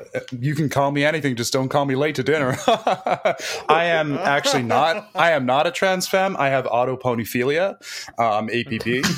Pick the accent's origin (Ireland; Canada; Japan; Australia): Australia; Yeah, sorry, everybody. Actually, I'm Australian. I was just doing an American accent for a little bit there.